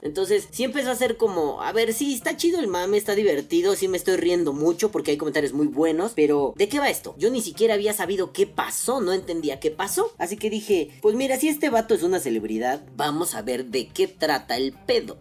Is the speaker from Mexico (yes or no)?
yes; Mexico; como mexicano